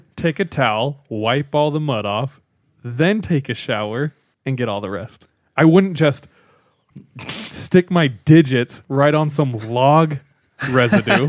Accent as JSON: {"language": "English", "region": "California", "country": "United States", "said": "I'm from California"}